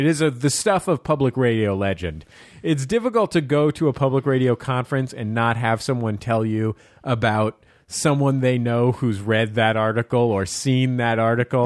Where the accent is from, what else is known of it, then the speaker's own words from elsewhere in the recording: San Francisco, California, United States; I'm from the Mission District of San Francisco.